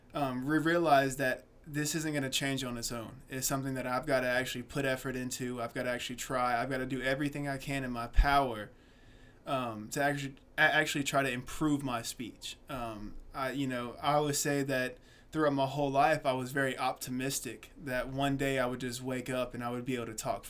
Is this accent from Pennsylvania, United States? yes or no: no; Atlanta, Georgia, United States; also born or lived in South Carolina; I was born in South Carolina, raised in Atlanta, Georgia.